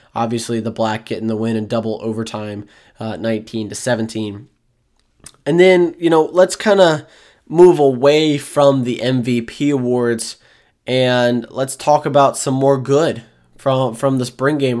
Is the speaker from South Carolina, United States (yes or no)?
yes; Florence, South Carolina, United States; true freshman from Florence, South Carolina, my hometown